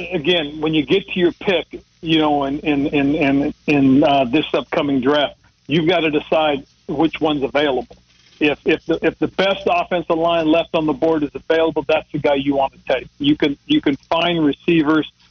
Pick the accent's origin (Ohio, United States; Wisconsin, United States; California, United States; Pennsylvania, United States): California, United States; Monterey; moved away; Monterey, California, my hometown area